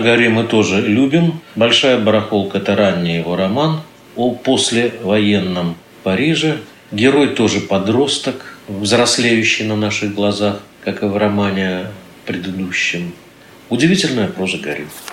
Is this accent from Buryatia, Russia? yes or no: no; Saint Petersburg, Russia; все мы, питерцы